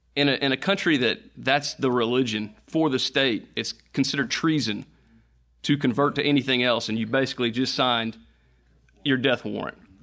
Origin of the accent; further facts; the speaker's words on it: United States; being an American, being a Christian in America